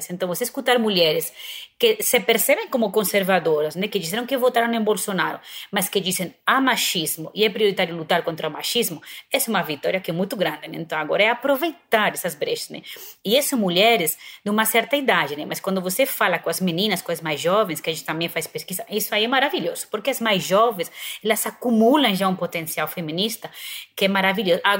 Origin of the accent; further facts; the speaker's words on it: Spain; Portuguese is a second language; now in Brazil; como eu sou espanhola